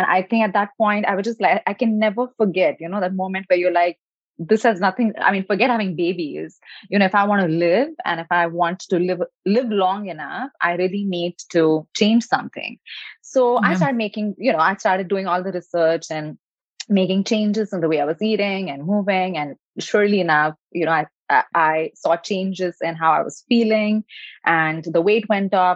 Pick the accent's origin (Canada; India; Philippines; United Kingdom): India; moved away as an adult; now in California, United States; I was born in India, so a country where uh, education and uh, success and doing more and resting less is definitely like a badge of honor